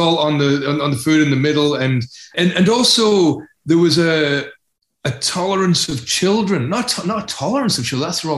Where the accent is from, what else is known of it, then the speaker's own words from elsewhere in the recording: Glasgow / Edinburgh, Scotland, United Kingdom; also born or lived in North East England; my early childhood was in the northeast of England, and then Edinburgh and Glasgow.